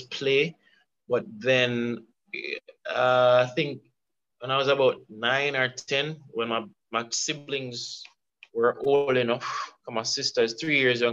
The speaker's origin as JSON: {"language": "English", "town": "Kingston", "country": "Jamaica"}